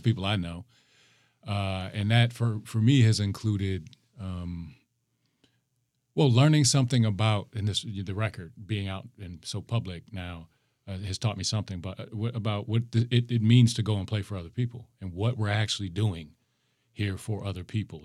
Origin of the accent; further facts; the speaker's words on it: Minneapolis, Minnesota, United States; I'm from the north side